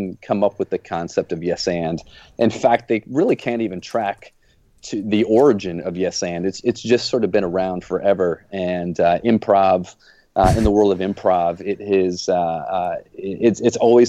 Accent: Flint, Michigan, United States; now in Jupiter, Florida, United States; I live down in Jupiter, Florida now. As you guys know, I grew up in Flint, Michigan

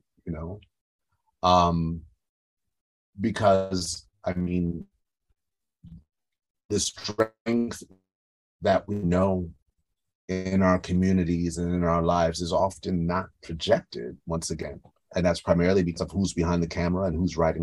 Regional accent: New York, United States; My family's from Haiti, you know, but I grew up in New York, you know, so I grew up embedded in, you know, West Indian culture

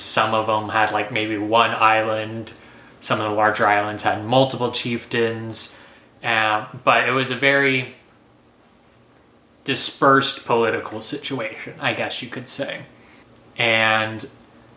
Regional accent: Texas, United States; I'm too many generations of Texan

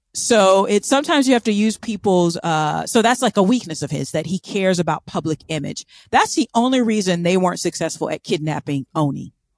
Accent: United States; I'm an American

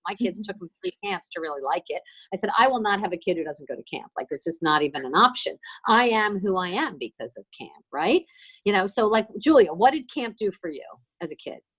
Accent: Miami, Florida, United States; I'm from Miami. I grew up in Miami

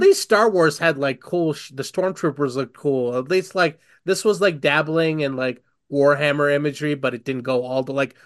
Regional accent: India; I'm Indian.

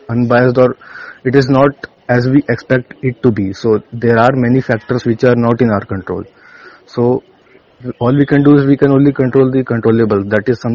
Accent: Muzaffarpur, Bihar, India; I am from Muzaffarpur, Bihar

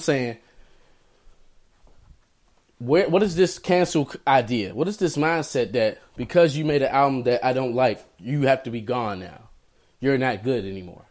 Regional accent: Maryland, United States; I grew up in Maryland.

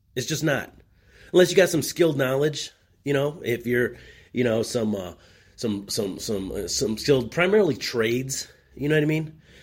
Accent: United States; I am an American of Mexican descent

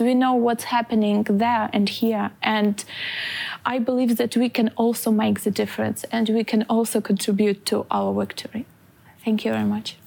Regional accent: Lviv, Lviv Oblast, Ukraine; moved away as an adult; now in Tallinn, Estonia; I'm from Lviv

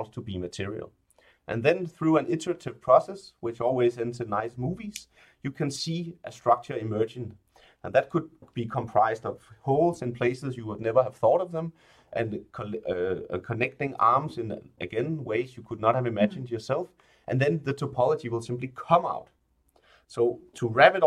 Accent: Denmark; I'm from Denmark, so it's really natural that I started playing with Legos at a really young age

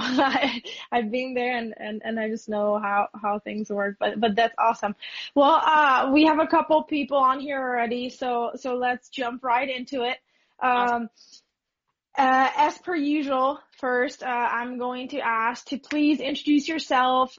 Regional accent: Budapest, Hungary; I'm from Budapest

